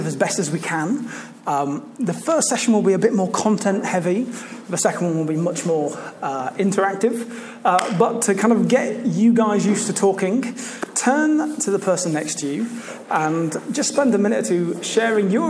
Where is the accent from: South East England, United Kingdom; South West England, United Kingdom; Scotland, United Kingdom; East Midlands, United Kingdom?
East Midlands, United Kingdom; Leicester; moved away as an adult; now in Canterbury, United Kingdom; As I said, I grew up in Leicester. I moved down to Canterbury for university.